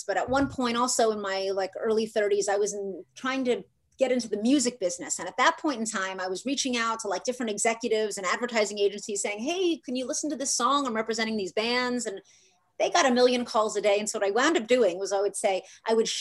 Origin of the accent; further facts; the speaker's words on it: New York, United States; moved away; I come from New York